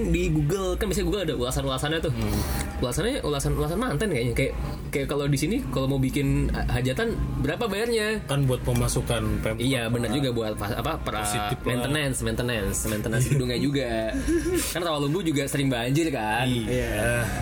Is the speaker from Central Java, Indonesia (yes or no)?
yes; Semarang, Central Java, Indonesia; born there; now in Bekasi, Indonesia; Bekasi tapi kelahiran Semarang